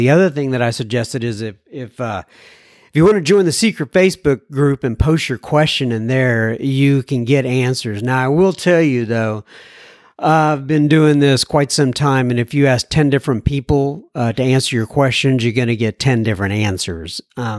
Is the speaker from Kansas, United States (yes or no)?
yes; Wichita, Kansas, United States; I'm originally from Wichita, Kansas.